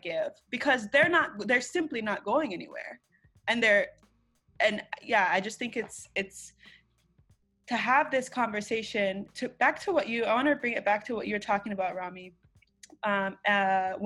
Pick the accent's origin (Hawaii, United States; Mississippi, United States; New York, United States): Hawaii, United States; moved away; also born or lived in Berkeley, California; I grew up in Hawaii